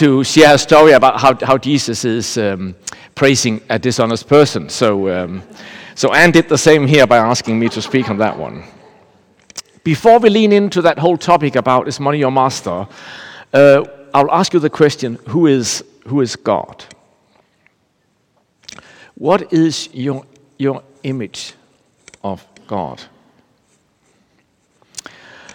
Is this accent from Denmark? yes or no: yes; Denmark; I'm from Denmark